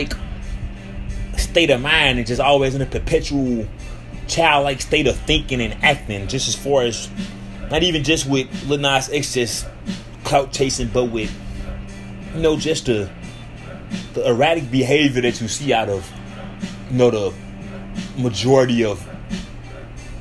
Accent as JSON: {"language": "English", "town": "St. Louis", "region": "Missouri", "country": "United States", "tie": "born or raised there", "moved": "yes", "said": "my hometown in St. Louis"}